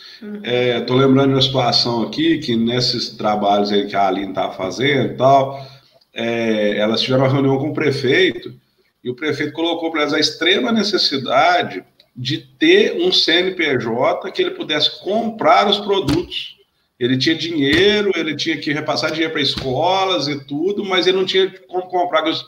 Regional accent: south of Minas Gerais, Brazil; eu sou do, natural do sul de Minas

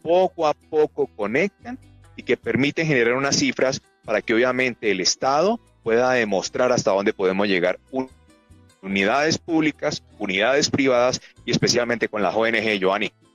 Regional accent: Colombia; Como colombianos

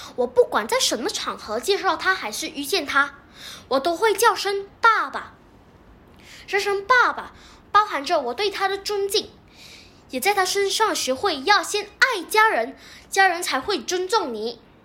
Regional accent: Selangor, Malaysia; 我是来自雪兰莪的

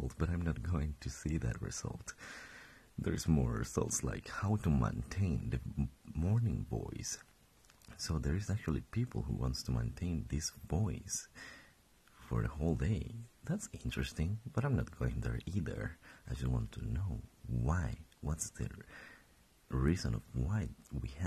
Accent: Colombia; English is a second language; moved away as an adult; now in Stockholm, Sweden; I was born and raised in Colombia. I've been living there for my past 22 years.

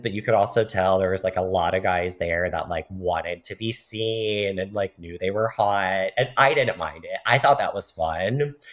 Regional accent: United States; Being white, being a man, being cisgender, being American

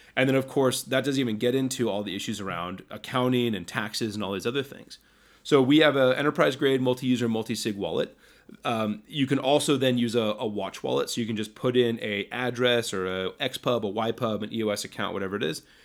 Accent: United States; I was born in, in, you know, America, and I've lived here my entire life

